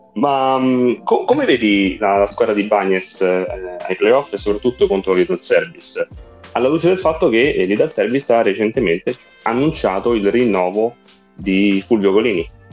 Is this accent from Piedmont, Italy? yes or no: no; Rome, Lazio, Italy; io e te Fabio siamo di Roma